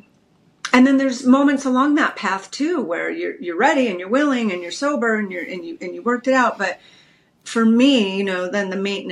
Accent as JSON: {"language": "English", "town": "Redondo Beach", "region": "California", "country": "United States", "tie": "born or raised there", "said": "I grew up in Redondo Beach, California, just a little beach girl."}